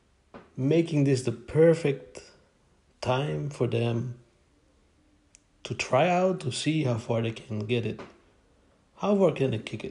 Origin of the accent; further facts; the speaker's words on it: Netherlands; I'm from the Netherlands in Europe.